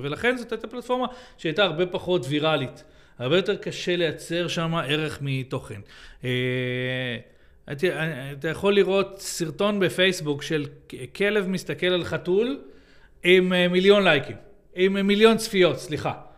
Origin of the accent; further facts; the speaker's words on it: Israel; אנחנו ישראלים, אנחנו מדברים, אה, אנגלית פה